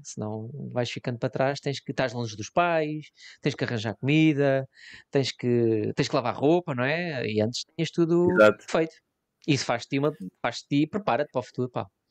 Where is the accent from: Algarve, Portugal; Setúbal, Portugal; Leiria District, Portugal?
Leiria District, Portugal; Leiria; Eu, eu em Leiria, eu sou, eu sou de Leiria